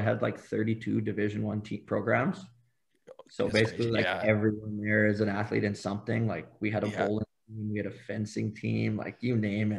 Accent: Saskatchewan, Canada; accent: Saskatchewan; they all thought I was from Ireland because, like, my Saskatchewan accent.

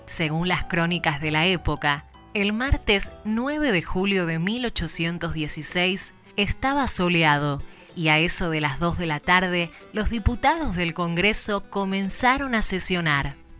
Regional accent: Argentina; haber nacido en esta tierra y poder decir, somos argentinos

